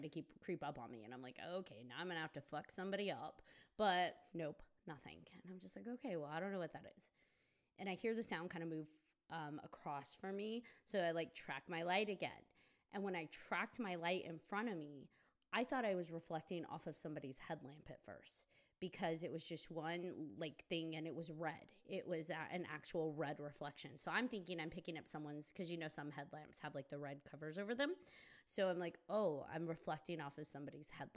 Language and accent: English; Colorado, United States; moved away; I come from Colorado